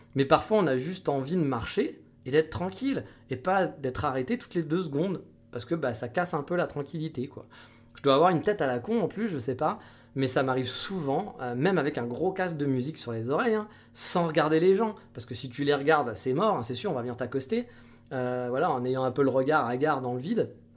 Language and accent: French; France; en tant que Français